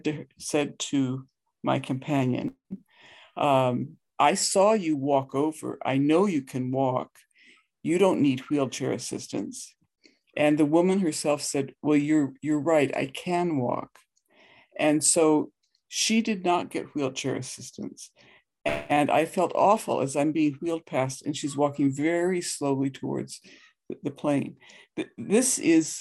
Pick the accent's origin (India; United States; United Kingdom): India; the Himalayan mountains in India, Himalayas; now in Canada; I grew up in the Himalayan mountains in India